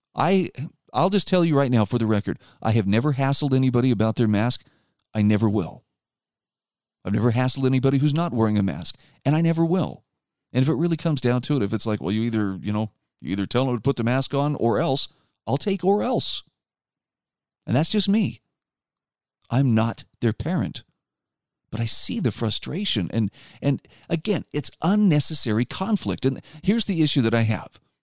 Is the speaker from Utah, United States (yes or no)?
yes; Utah, United States; my home state of Utah